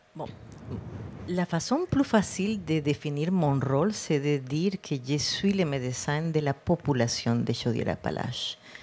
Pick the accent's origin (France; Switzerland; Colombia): Colombia; Cartagena, Bolívar; French is a second language; moved away as an adult; now in Quebec, Canada; j'ai grandi en Colombie, eh, dans une ville près de la mer, Cartagène